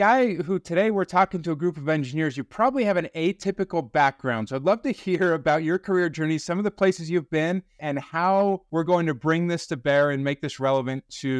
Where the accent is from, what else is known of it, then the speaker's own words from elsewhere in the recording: Utah, United States; I grew up in Utah, so I'm a Utah Jazz fan.